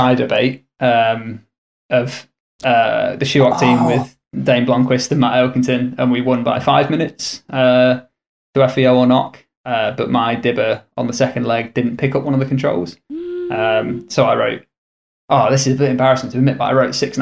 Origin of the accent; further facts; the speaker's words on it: United Kingdom; growing up in the Midlands